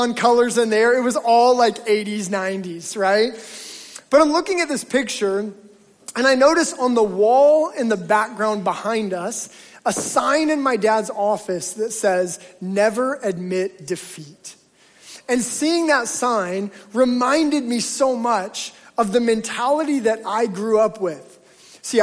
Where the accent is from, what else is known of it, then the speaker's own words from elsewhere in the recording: Alaska, United States; moved away; when I grew up in Alaska